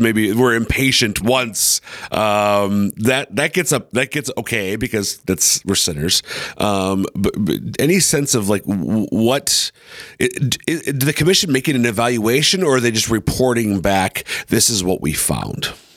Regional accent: Minnesota, United States; now in Sioux Falls, United States; I'm from Minnesota

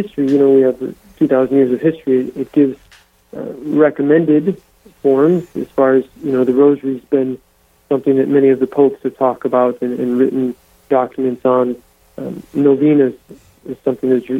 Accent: Diocese of Sioux Falls, South Dakota, United States; I'm born and raised in the Diocese of Sioux Falls

